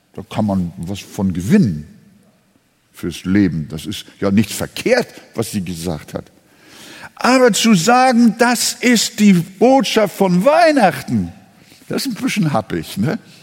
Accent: Hamburg, Germany; now in Quickborn, Germany; Ich, äh, bin ja Hamburger schon seit neunzehnhundertdreiundvierzig

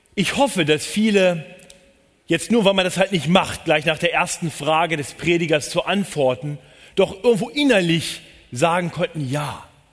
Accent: Northern Germany, Germany; moved away as an adult; now in Munich, Germany; Ich bin gebürtiger Norddeutscher

